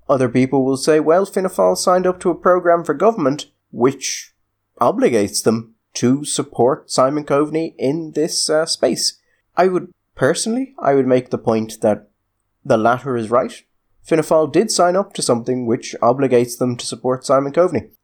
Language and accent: English; Ireland